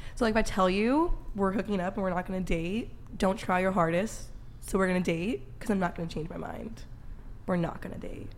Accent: San Francisco, California, United States; moved away; San Francisco, my hometown

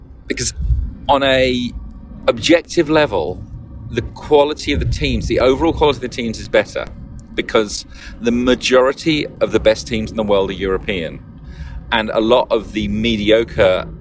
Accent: London, United Kingdom; I was born and brought up in North London

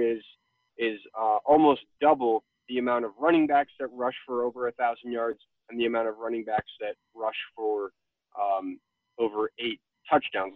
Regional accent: Connecticut, United States; I grew up in Connecticut

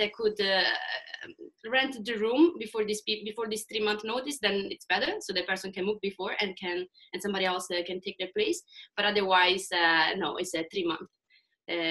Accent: Italy; moved away as an adult; also born or lived in Sweden; now in Stockholm, Sweden; I'm from Italy. I moved to Sweden 1.5 years ago

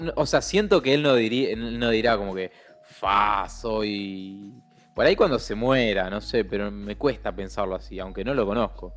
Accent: Argentina; yo soy re orgulloso de mi país.

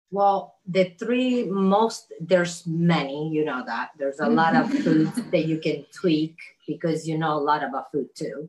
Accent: Italy; moved away; I grew up in Italy

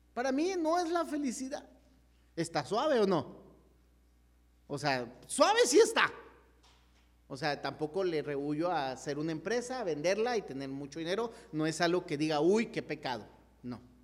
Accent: Chihuahua, Mexico; nos fuimos a un campamento, la iglesia Gerrela en Chihuahua

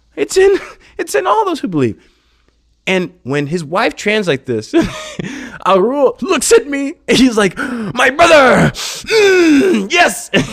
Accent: United States; moved away as an adult; now in India; being an American, growing up in America

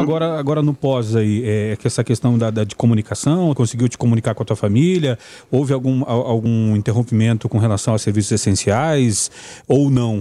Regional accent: Gravataí, Rio Grande do Sul, Brazil; now in Goiás, Brazil; eu sou de, de Gravataí

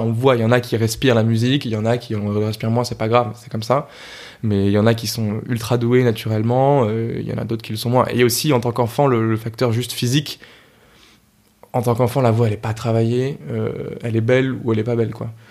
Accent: Argenteuil, Île-de-France, France; j'étais dans une chorale à Argenteuil, parce que je viens d'Argenteuil

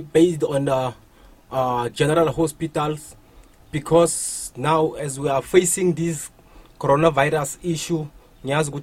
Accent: Middelburg, Mpumalanga, South Africa; From around Middelburg, Mpumalanga. I grew up here

